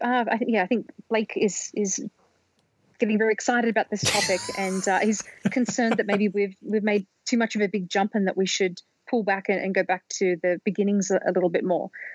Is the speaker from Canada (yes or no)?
no; Australia; when I was growing up in Australia when I was a kid in the 1980s